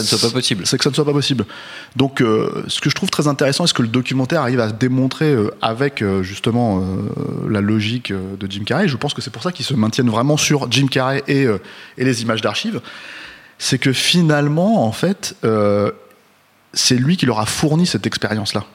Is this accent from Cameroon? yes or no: no; France; on est français